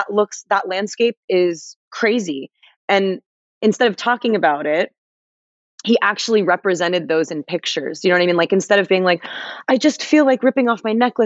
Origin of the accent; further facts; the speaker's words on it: Los Angeles, California, United States; I'm from Los Angeles